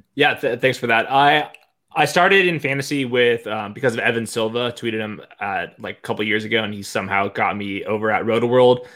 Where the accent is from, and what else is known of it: Southern California, United States; accent: Southern California